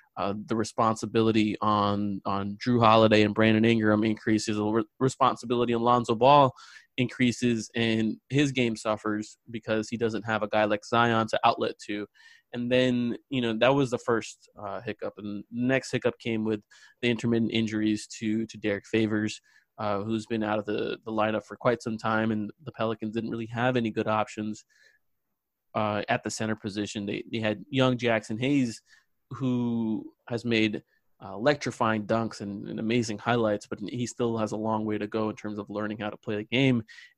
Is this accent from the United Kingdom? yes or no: no; India; also born or lived in Australia; Well, yeah, I'm Indian. I lived in Australia for about 4 years when I was young.